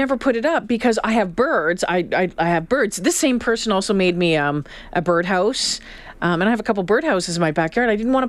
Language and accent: English; Northern Ontario, Canada; You know, I'm from Northern Ontario.